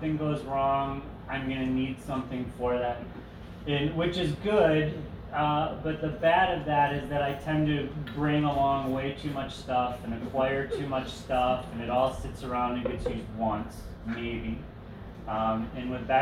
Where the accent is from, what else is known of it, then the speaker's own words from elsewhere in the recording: outside of Detroit, Michigan, United States; moved away; I grew up outside of Detroit going to Tiger Stadium baseball games